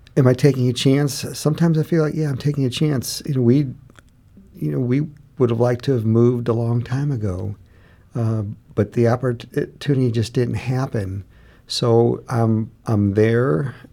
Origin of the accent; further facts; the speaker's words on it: St. Louis, Missouri, United States; we both grew up in, uh, in North County